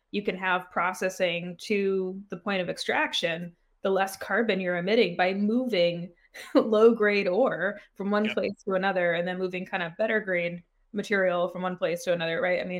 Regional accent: Maine, United States; I don't know if you ever saw these growing up in Maine, but um, forestry industry is, of course, huge

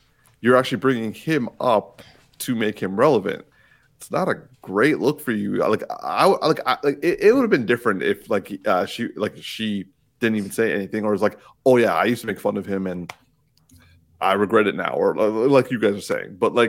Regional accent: Newark, New Jersey, United States; yo, we're both Newark people, like something like the fact that like we're both from Newark and here we are

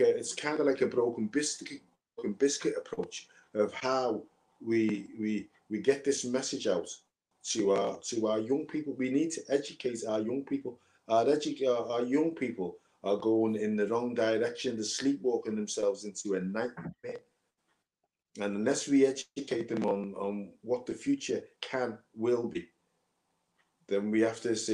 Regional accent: Liverpool, North West England, United Kingdom

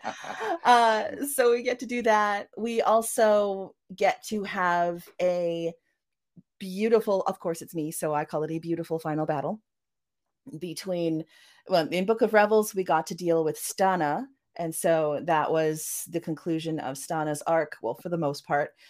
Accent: Vancouver, British Columbia, Canada; accent: Vancouver; also born or lived in Norway; I was raised, you know, going between uh, Norway and Canada, although I spent most of my time in Canada. Um, as you can hear from my accent, I yeah, Def- know, definitely that Vancouver that Vancouver accent of mine

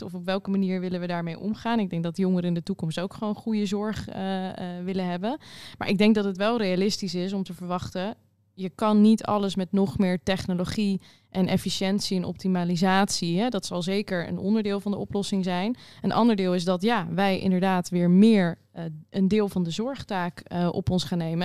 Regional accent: Rotterdam, South Holland, Netherlands; ik kom uit Rotterdam, daar woon ik

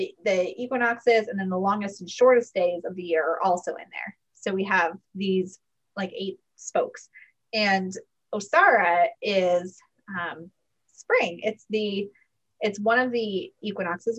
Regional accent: Connecticut, United States; I grew up near where I live now in Connecticut

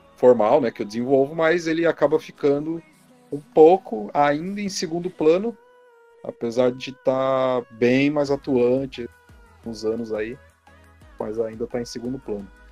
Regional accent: Mauá, São Paulo, Brazil; moved away as an adult; now in Curitiba, Brazil; Eu sou natural de Mauá, São Paulo.

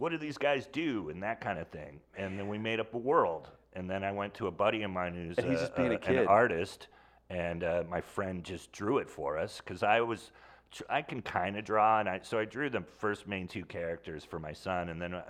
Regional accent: Sonoma, California, United States; Sonoma, California.

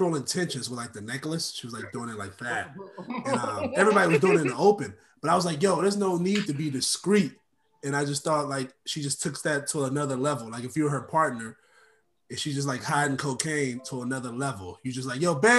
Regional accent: Oakland, California, United States; I grew up in Oakland, California

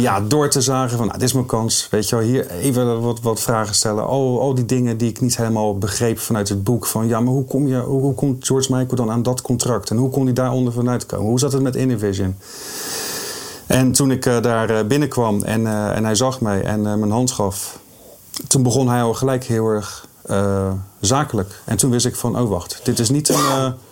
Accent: Rotterdam, South Holland, Netherlands

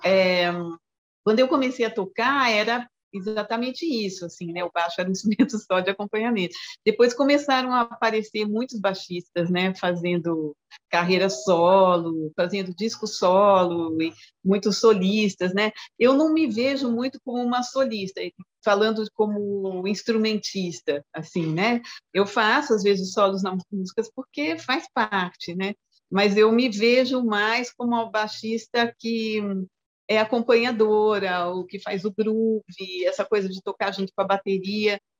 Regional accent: São Paulo, Brazil; also born or lived in Juiz de Fora, Minas Gerais; eu nasci em Juiz de Fora, Minas Gerais, vim para São Paulo com três anos

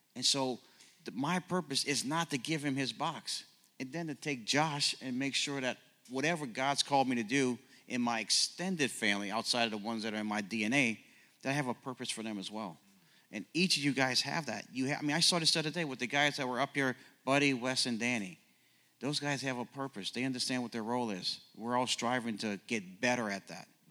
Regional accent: New Orleans, Louisiana, United States; also born or lived in Ohio / Oklahoma; now in Kansas City, United States; born and raised in New Orleans

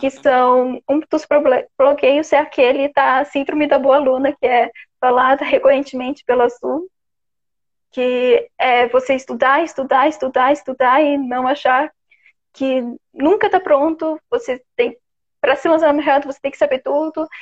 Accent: Florianópolis, Santa Catarina, Brazil; eu sou de Floripa mesmo. O sotaque é uma característica minha que acho que eu vou morrer e nunca vou saber de onde veio

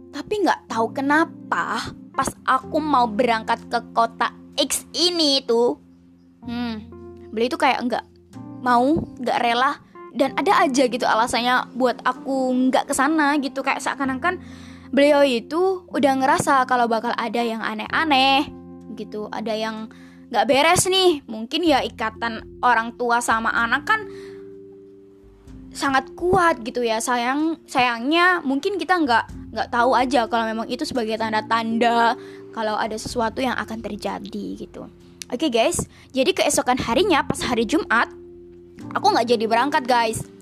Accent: Java, Indonesia; campuran ya bahasa Jawa bahasa Indonesia karena emang aku asli Jawa gitu

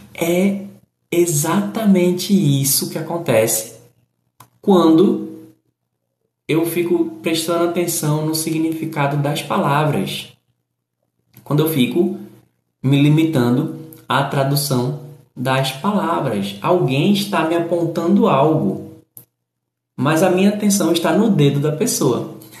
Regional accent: Recife, Pernambuco, Brazil; eu que sou do Nordeste, sou do Recife

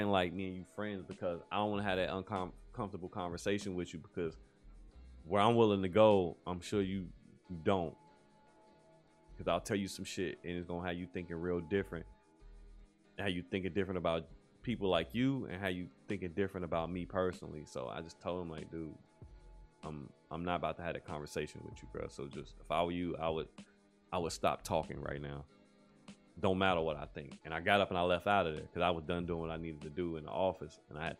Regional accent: United States; as a black man in America, as an American citizen

